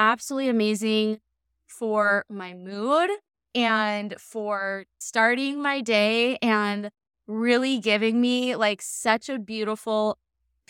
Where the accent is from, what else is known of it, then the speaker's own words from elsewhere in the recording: Laguna Beach, California, United States; in Laguna, my hometown